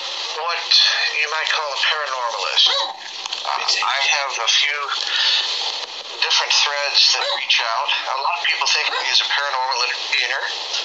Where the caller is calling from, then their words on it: Austin, Texas, United States; I am speaking from Austin, Texas.